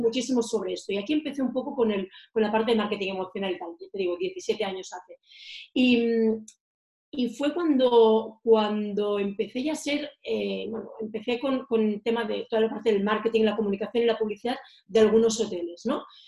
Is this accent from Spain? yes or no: yes; Girona, Catalonia, Spain; moved away as an adult; also born or lived in Menorca; now in Madrid, Spain; yo soy de Girona, soy, mi ciudad natal, yo soy catalana de pura raza, aunque estoy viviendo en Madrid desde hace siete años